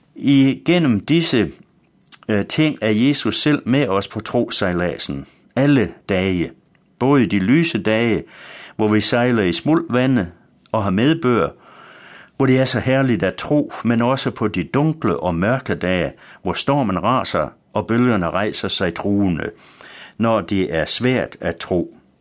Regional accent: West Jutland, Central Denmark Region, Denmark; Da jeg var dreng hjemme i Vestjylland

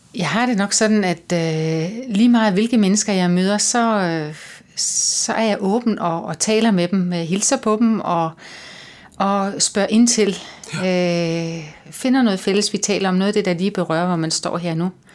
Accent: Lolland-Falster, Zealand, Denmark; now in Copenhagen, Denmark; Jeg kommer fra Lolland Falster

